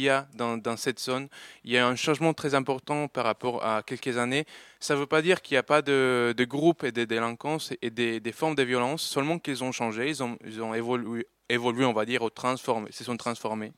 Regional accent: Colombia; moved away; j'ai vécu... Euh, euh, voilà, plusieurs années, euh, toute mon enfance en Colombie

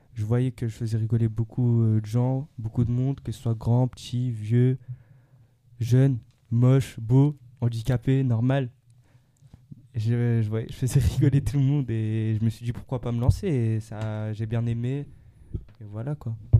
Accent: Nanterre, Île-de-France, France; moved away as an adult; now in Dubai, United Arab Emirates; Actuellement, j'habite sur Dubaï, mais je suis d'origine de Nanterre, dans le 92

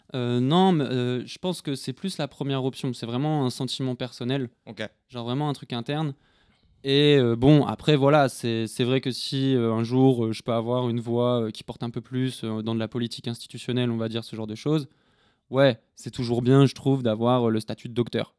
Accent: north of France, France; je viens du nord de la France

